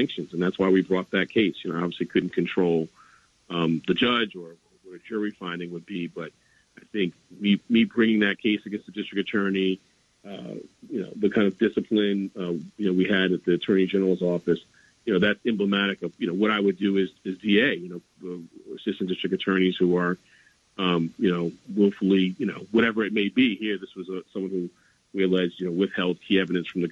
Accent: New York City, New York, United States; I grew up in Harlem during the mid-80s

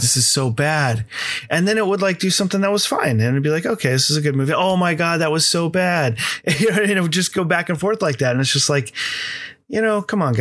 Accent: United States; me being American

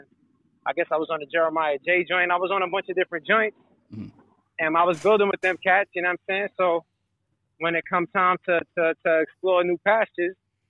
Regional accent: New York City, New York, United States; I grew up in New York City in the 80s

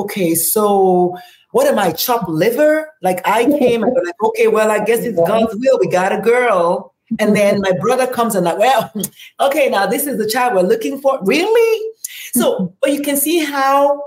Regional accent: Nigeria; in my tribe, which is Igbo

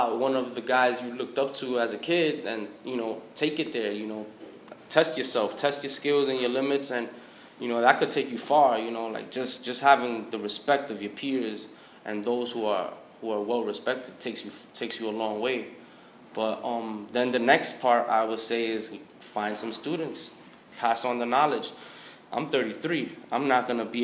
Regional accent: New York City, New York, United States; I'm from New York

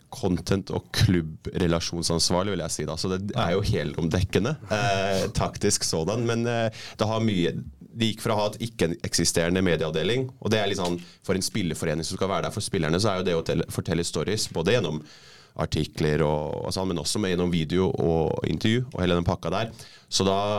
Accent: Norway; moved away as an adult; also born or lived in West London / Scotland / New Zealand; now in London, United Kingdom; den forhistorien vi har som nordmenn

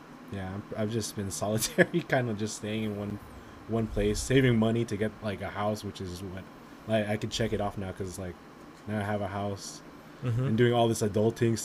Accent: Los Angeles, California, United States; Born and raised here in L.A. County. I live in the San Fernando Valley

